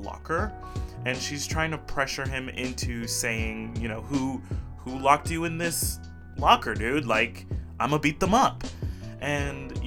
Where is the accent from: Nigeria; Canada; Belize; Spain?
Belize; moved away as an adult; also born or lived in Brazil; now in Olympia, United States; I was born in Brazil. Oimos brasileiros. But I moved to a little country called Belize when I was very young and lived most of my life there.